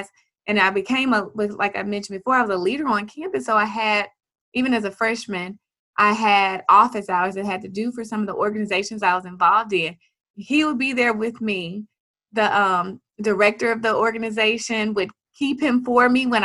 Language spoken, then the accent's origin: English; Jackson, Tennessee, United States; moved away as an adult; also born or lived in Memphis, Tennessee; I moved from Jackson, Tennessee to Memphis, Tennessee to go to college